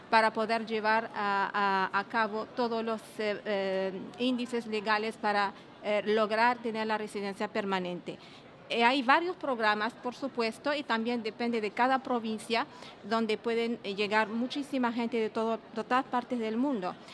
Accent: Algeria; now in Canada; soy de origen argelino, vivo aquí en Canadá desde casi 20 años

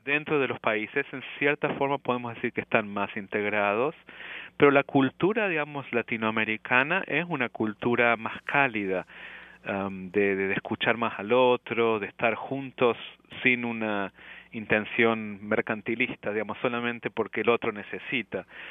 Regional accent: Córdoba, Argentina; first language Spanish; moved away as an adult; also born or lived in Buenos Aires, Argentina; now in Montreal, Canada; yo soy cordobés de la provincia

